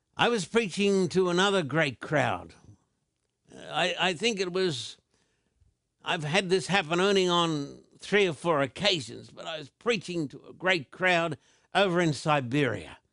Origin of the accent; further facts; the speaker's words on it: Australia; also born or lived in Sydney; I was brought up in Australia